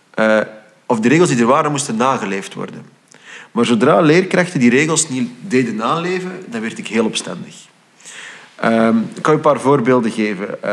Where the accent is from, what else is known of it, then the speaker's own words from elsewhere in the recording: Flanders, Belgium; ik identificeerde mij dus als Vlaming